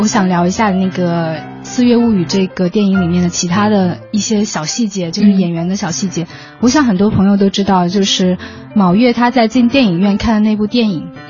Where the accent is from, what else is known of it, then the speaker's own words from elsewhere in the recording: China; 我们亚洲人、我们中国人喜欢的那种感觉